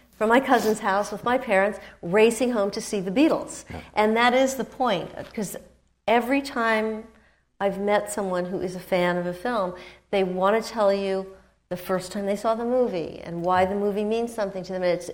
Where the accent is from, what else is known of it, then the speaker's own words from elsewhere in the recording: New York, United States; I certainly grew up with him in New York